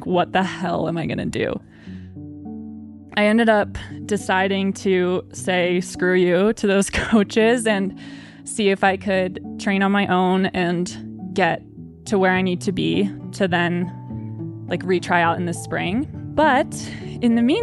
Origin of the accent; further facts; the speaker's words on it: Maine, United States; I grew up in Maine